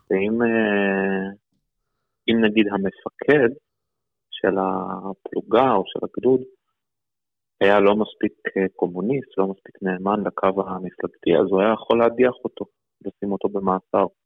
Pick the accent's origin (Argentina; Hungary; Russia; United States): Russia; Saint Petersburg; born there; אני נולדתי בסן פטרבורג, זה בצפון